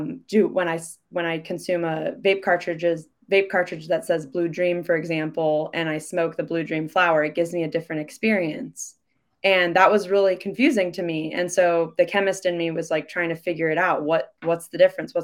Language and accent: English; Midwest, United States; moved away as an adult; also born or lived in Chicago; now in Seattle, United States; I'm from the Midwest